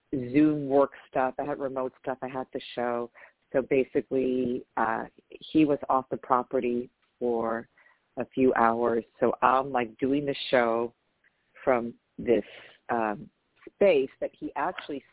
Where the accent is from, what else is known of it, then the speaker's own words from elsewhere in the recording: New York, United States; I grew up in New York.